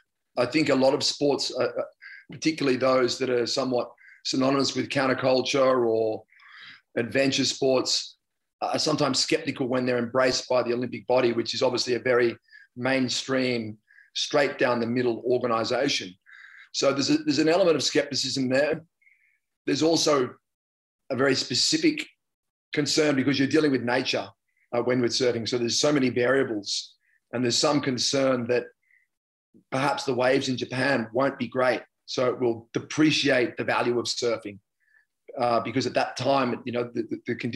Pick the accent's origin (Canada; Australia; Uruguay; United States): Australia